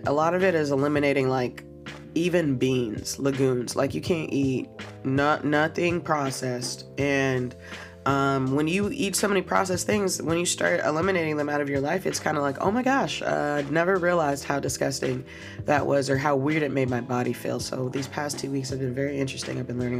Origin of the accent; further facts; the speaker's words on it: Chicago, Illinois, United States; like I'm from Chicago, pop, like.